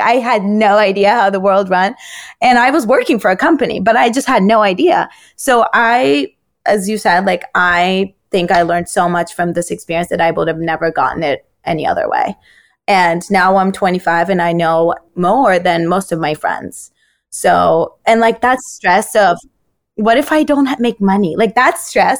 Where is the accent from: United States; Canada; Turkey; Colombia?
Turkey; moved away; I grew up in Turkey.